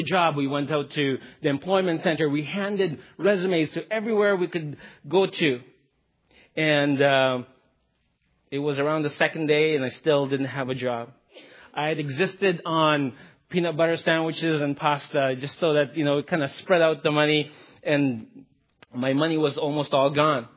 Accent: Philippines; I'm Filipino.

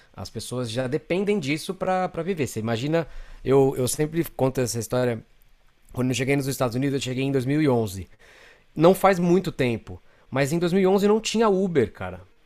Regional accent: São Paulo, Brazil; moved away as an adult; now in Los Angeles, United States; eu sou, sou de São Paulo, Uh, moro aqui em Los Angeles

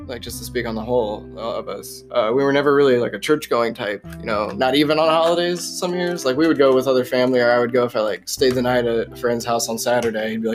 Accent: Mulberry, Indiana, United States; first language English; also born or lived in Lafayette, Indiana; I was born in home hospital, Lafayette, Indiana. But I grew up in Mulberry, Indiana, which is like a small podunk town in between two bean fields

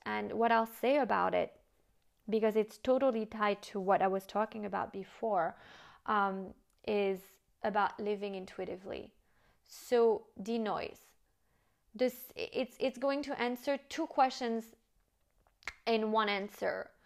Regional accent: United States; moved away as an adult; also born or lived in France; now in Monaco; my French upbringing, even though I grew up and lived in the States

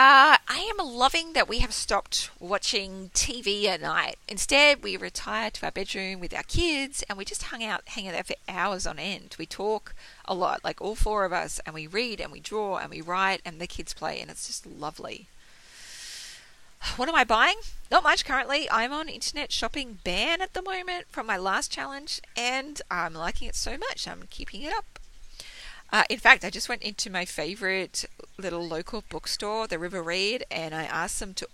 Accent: Australia; I'm Australian, not American

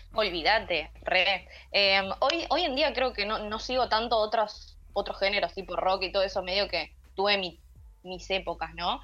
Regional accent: Bahía Blanca, Buenos Aires Province, Argentina; moved away as an adult; now in Buenos Aires, Argentina; yo soy de Bahía Blanca, así que estudié allá, hice tres años, eh, terminé la tecnicatura y me vine para Capital.

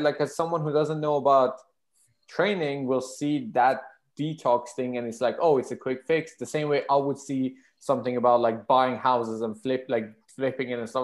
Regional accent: Iran; moved away as an adult; now in United Kingdom; I'm from Iran, uh, my country got sanctioned to hell around 2011

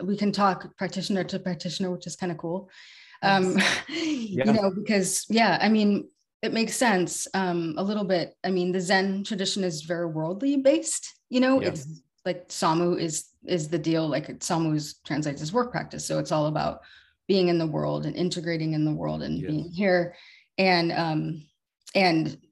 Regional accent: Woodacre, California, United States; I grew up in Woodacre, where Spirit Rock is.

